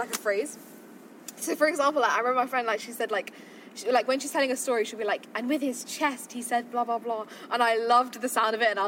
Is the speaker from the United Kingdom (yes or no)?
yes; London, United Kingdom; also born or lived in Watford; I grew up in South Harrow, like when I was younger, and then I moved to Watford